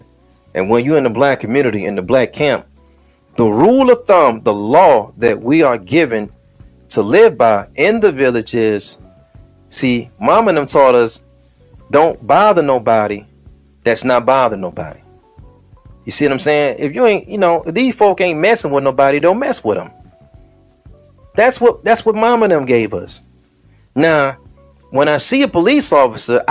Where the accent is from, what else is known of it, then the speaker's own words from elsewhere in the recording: Detroit, Michigan, United States; when I'm on the west side of Detroit, the 6th precinct is up the street from my block because I'm from Plymouth.